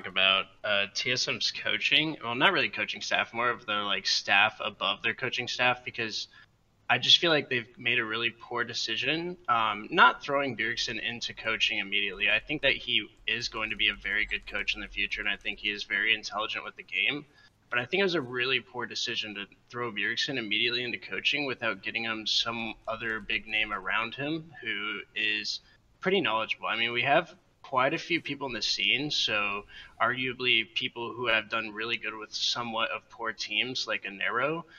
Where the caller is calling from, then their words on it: Fable, North Carolina, United States; I'm calling from Fable, North Carolina.